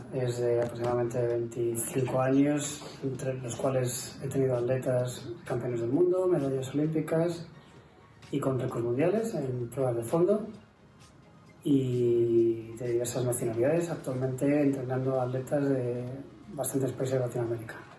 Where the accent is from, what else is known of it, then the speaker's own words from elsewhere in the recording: Spain; soy entrenador español